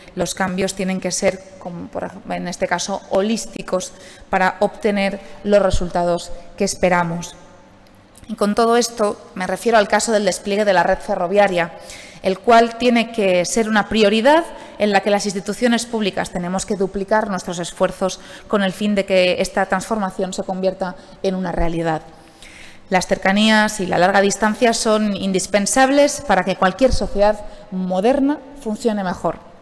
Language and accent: Spanish; Alicante, Valencian Community, Spain; como alicantina